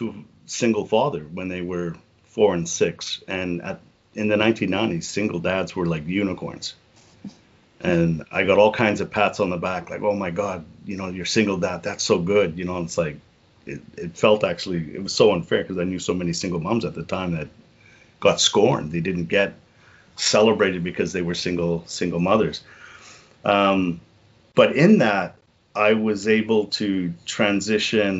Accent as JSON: {"language": "English", "town": "Liverpool", "region": "North West England", "country": "United Kingdom", "moved": "yes", "said": "I'm from Liverpool"}